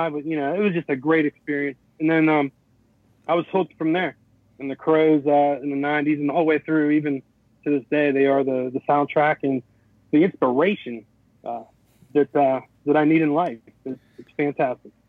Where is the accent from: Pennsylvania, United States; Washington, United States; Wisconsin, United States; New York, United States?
Pennsylvania, United States; Pittsburgh; also born or lived in Berlin, Germany; I grew up in the Pittsburgh area.